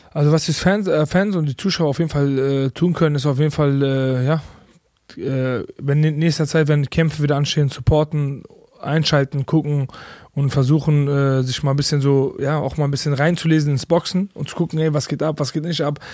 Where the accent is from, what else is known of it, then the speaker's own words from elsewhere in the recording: Bochum, North Rhine-Westphalia, Germany; ich komme aus Bochum